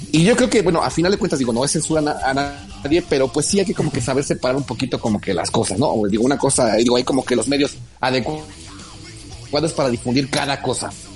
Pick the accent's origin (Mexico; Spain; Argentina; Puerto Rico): Mexico; nos identifica como mexicanos en el extranjero